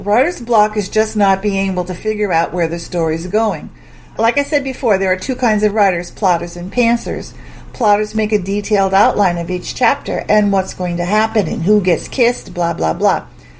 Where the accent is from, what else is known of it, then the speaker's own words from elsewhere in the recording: Springfield, Massachusetts, United States; Massachusetts. Springfield, Massachusetts.